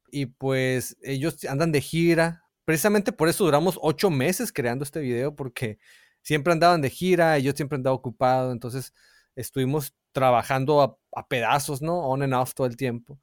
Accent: Hermosillo, Sonora, Mexico; moved away; cuando vivía de niño en Hermosillo

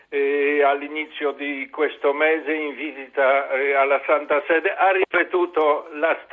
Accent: Poland; now in Italy

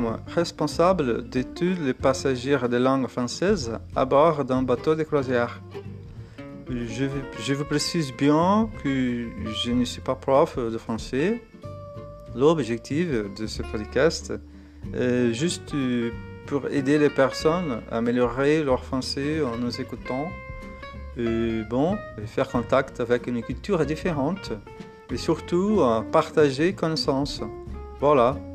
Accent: Santos, São Paulo, Brazil; born there; French is a second language; moved away as an adult; Je suis brésilien, né à Santos, C'est une ville au bord de la mer près de São Paulo. J'ai 40 ans

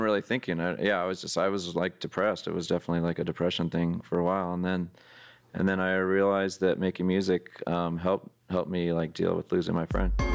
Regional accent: San Jose, California, United States; growing up in San Jose, California, which is next to San Francisco

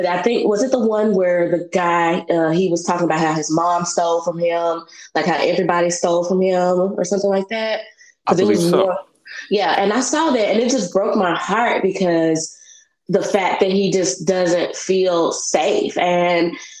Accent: Memphis, Tennessee, United States; I'm from Memphis.

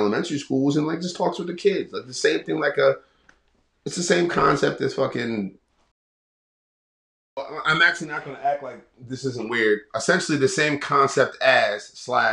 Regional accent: Baltimore, Maryland, United States; We're from Baltimore

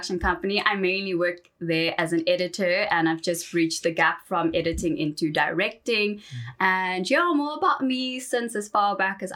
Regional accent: Johannesburg, Gauteng, South Africa; So I grew up in Johannesburg around the Four Ways area.

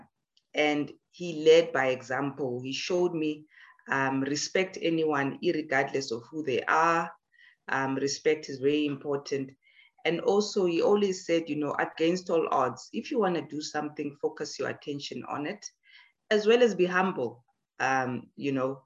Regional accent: Emalahleni, Mpumalanga, South Africa; I was born in Edenville, Witbank

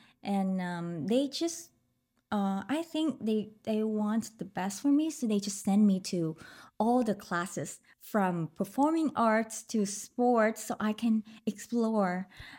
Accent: Ho Chi Minh City, Vietnam; English is a second language; I was born in Saigon and growing up there too.

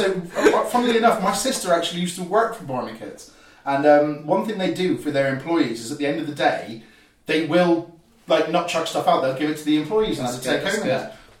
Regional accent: Cornwall, South West England, United Kingdom; you know exactly what it's like being a Cornish boy yourself.

